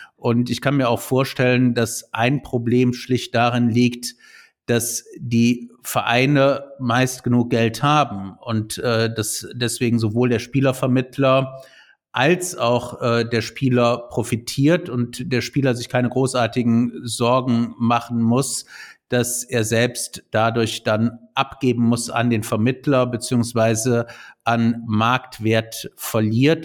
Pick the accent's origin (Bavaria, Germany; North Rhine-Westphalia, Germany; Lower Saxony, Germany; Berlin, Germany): North Rhine-Westphalia, Germany; Cologne; als Kölner